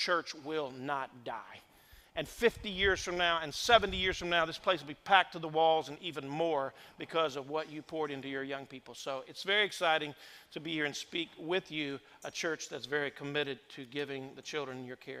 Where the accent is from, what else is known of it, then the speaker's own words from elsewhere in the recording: Indiana, United States; moved away as an adult; also born or lived in Madison, Indiana / New Albany, Indiana; I was born and raised in the state of Indiana. I've been gone now for 33 years